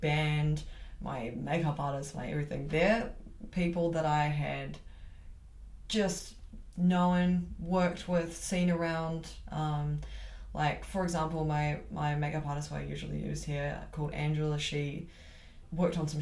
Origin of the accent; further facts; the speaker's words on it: Auckland, New Zealand; moved away as an adult; now in Christchurch, New Zealand; I'm originally from Auckland